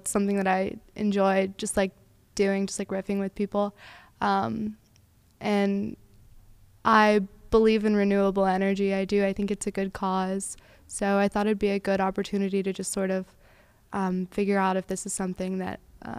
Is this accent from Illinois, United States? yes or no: no; Tampa, Florida, United States; I'm 22 from Tampa.